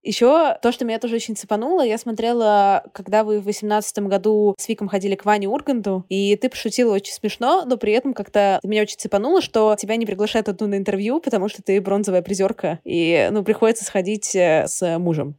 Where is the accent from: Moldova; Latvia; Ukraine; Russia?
Russia; я сама из России